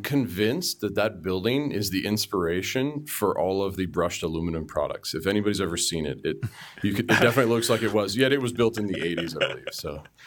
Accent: Markham, Ontario, Canada; born and raised in the suburb of Toronto, uh, called Markham

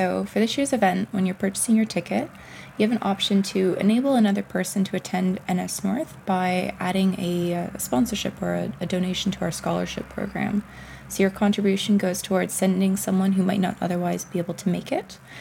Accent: Ottawa, Ontario, Canada; now in Toronto, Canada; Born and raised in Ottawa, now living in Toronto.

